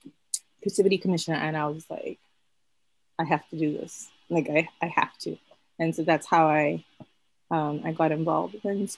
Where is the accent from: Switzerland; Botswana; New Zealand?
Botswana; moved away as an adult; also born or lived in United States; I am originally from Botswana. So I only moved to North America 2016